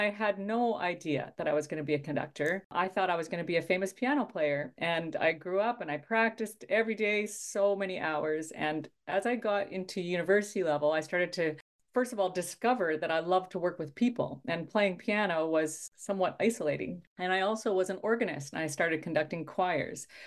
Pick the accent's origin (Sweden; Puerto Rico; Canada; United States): Canada; Saskatchewan; I grew up in Midwest Canada in a province called Saskatchewan. And I grew up in a small town